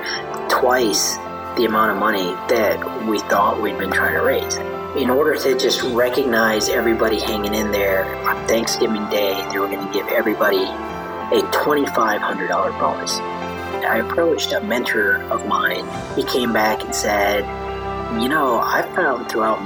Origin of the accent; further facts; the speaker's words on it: Chicago, Illinois, United States; moved away as an adult; also born or lived in India; now in Austin, United States; moved to Chicago when I was 3